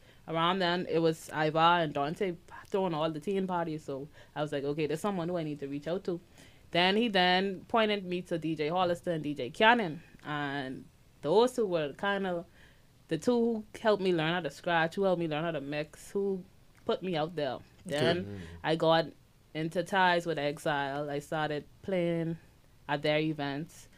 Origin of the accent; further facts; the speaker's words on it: Eleuthera, Bahamas; moved away; also born or lived in Abaco; I'm an island girl. I'm from Eleuthera, and I moved to Abaco